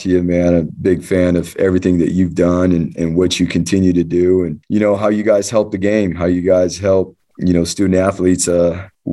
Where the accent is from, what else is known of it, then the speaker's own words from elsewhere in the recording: Southern California, United States; moved away as an adult; now in Boise, United States; growing up in Southern California